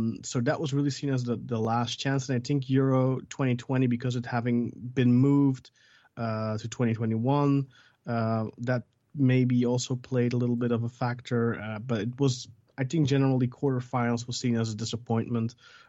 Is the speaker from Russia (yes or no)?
no; Belgium; Well, I'm born and raised in Belgium. My mom's Belgian